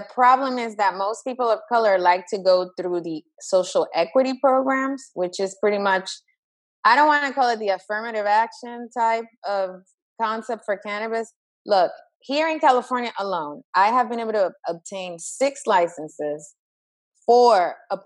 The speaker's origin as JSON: {"language": "English", "country": "Dominican Republic", "moved": "yes", "said": "I'm originally from the Dominican Republic"}